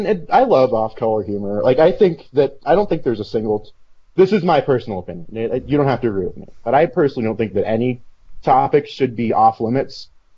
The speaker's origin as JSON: {"language": "English", "region": "West Coast", "country": "United States", "said": "I'm from the West Coast."}